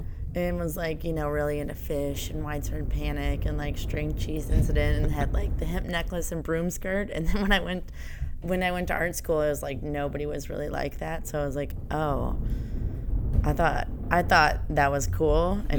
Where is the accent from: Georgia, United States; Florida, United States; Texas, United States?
Georgia, United States; Atlanta; moved away as an adult; also born or lived in Rhode Island; now in New York, United States; I'm from Atlanta. And the Deep South. Deep South. And grew up there